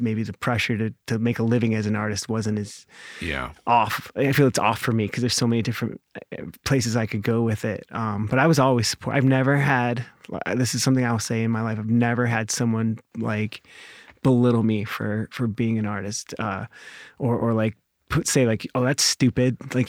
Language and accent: English; California, United States; also born or lived in Cleveland, Ohio, United States; And then we moved to California because my dad was a bodybuilder and worked out at Gold's Gym and lived that whole experience. And we moved to, San Diego area. And I lived there and I graduated high school.